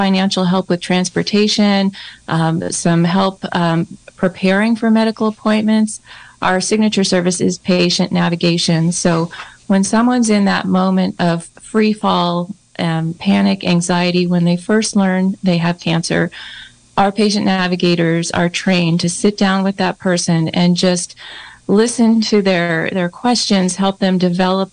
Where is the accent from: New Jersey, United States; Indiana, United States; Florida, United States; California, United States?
California, United States; Santa Rosa; moved away as an adult; also born or lived in Branscomb, California; now in Mendocino County, United States; we moved up from Santa Rosa, which where I was mostly raised